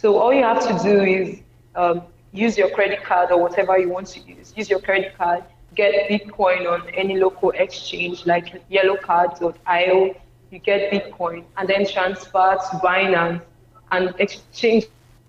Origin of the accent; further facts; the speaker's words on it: Nigeria; I'm from Nigeria.